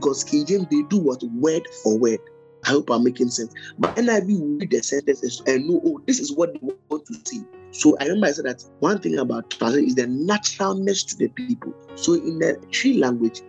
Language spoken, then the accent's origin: English; Ghana; I'm a Ghanaian